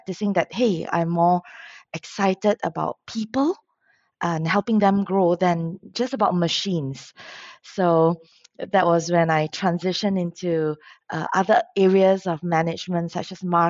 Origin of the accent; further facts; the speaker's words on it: Penang, Malaysia; moved away as an adult; also born or lived in Kuala Lumpur, Malaysia; I'm from Penang, born and raised in the lovely land of Penang